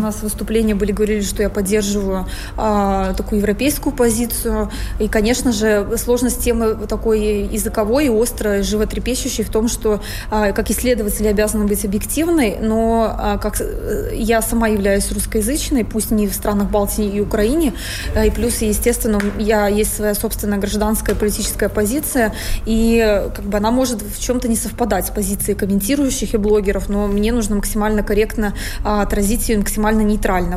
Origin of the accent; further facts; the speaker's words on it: Russia; я э, россиянка